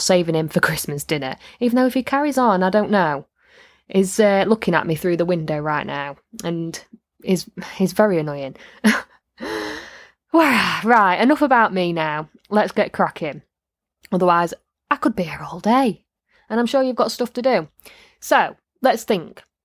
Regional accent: Midlands / North of England, United Kingdom

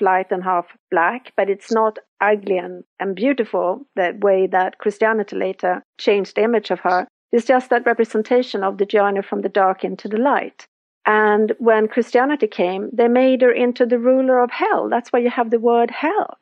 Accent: Sweden; I'm from Sweden, so we have our Nordic goddesses

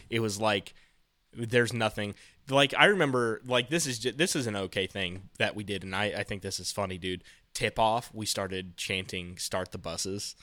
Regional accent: Frankton, Indiana, United States; my hometown, so, like, my, my high school, Frankton

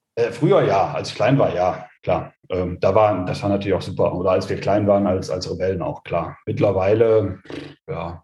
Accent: Osterath, North Rhine-Westphalia, Germany; also born or lived in Krefeld; bei uns in Osterrad

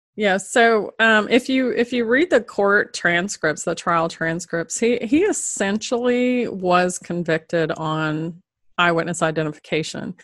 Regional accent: the South, United States; moved away as an adult; now in Litchfield County, Connecticut, United States; being from, originally from down south and never having lived above the, the Mason Dixon line

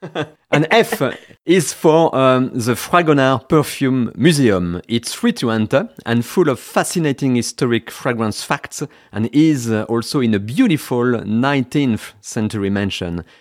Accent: Vendée, Pays de la Loire, France; English is a second language; moved away as an adult; now in Berkshire, United Kingdom; I was born in the west of France, in Vendée, but now I live in Berkshire, west of London

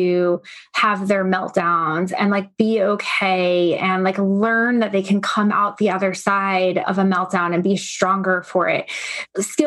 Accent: Long Island, New York, United States; I grew up on Long Island

